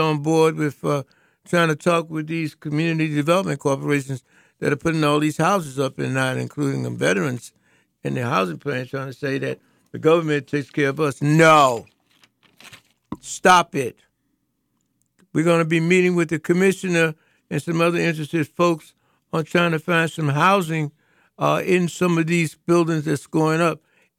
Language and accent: English; North Carolina, United States; I'm from North Carolina.